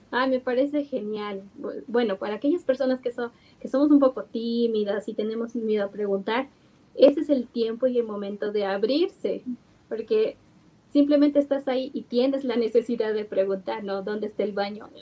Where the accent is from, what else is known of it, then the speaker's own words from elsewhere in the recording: Bolivia; nosotros como bolivianos usualmente eh, tendemos a tener el efectivo